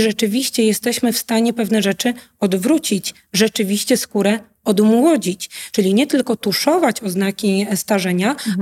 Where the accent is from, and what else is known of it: Poland; also born or lived in Łódź